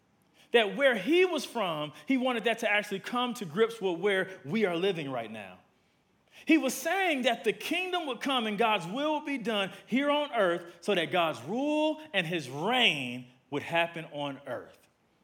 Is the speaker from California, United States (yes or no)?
no; Milwaukee, Wisconsin, United States; now in Atlanta, United States; I've been here for about 31 years. I'm originally from Milwaukee, Wisconsin, from the Midwest.